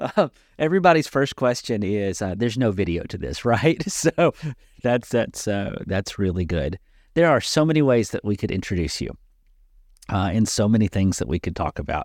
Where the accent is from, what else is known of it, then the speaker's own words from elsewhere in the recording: Nashville, Tennessee, United States; now in Dickson, United States; I grew up in the South. I grew up in Nashville.